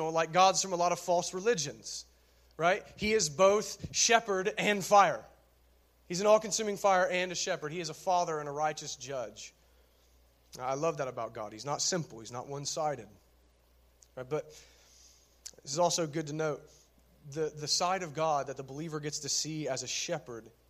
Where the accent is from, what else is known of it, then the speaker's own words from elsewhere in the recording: Minford, Ohio, United States; I'm from Minford